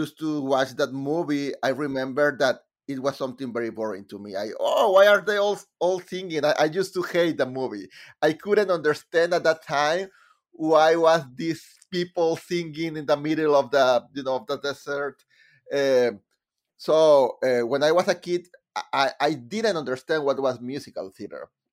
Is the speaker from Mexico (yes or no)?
yes; Mexico; English is a second language; moved away as an adult; now in United States; in Mexico I was writing musicals about about subjects related with my country